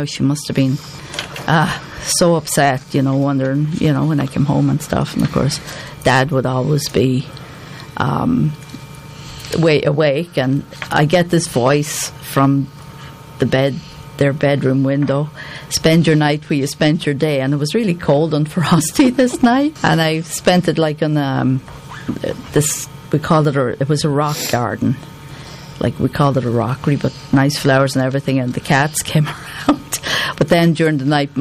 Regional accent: Ireland; born or raised there; moved away

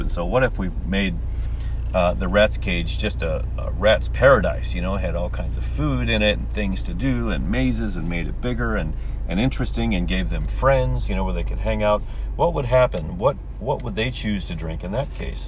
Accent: St. Charles, Missouri, United States; moved away as an adult; now in Japan; my hometown of St. Charles, Missouri

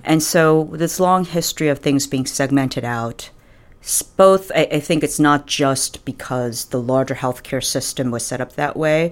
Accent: New York, United States; also born or lived in Michigan / Buffalo; I'm originally from New York

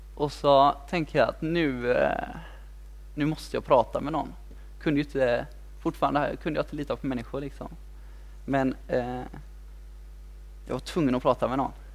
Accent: Kungälv, Västra Götaland, Sweden; also born or lived in Mölndal; jag är född i Mundal men, men jag är uppväxt i Kungälv

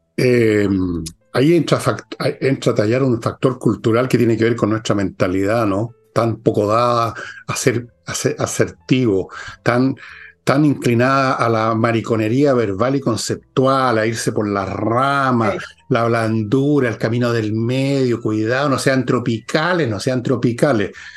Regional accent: Chile; así somos los chilenos

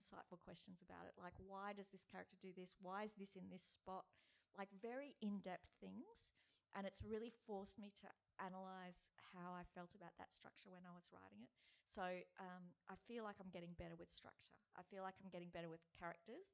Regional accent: Brisbane, Queensland, Australia; moved away; I lived there then, I'm from Brisbane

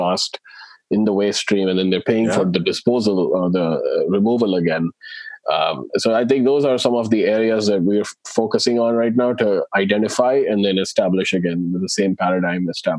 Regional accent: India; I grew up in India in, you know, in the 80s and 90s.

